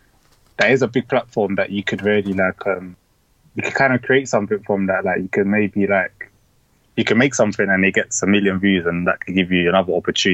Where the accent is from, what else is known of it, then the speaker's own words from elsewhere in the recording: Lewisham, London, United Kingdom; I would say, yeah, my upbringing and my environment has kind of molded my style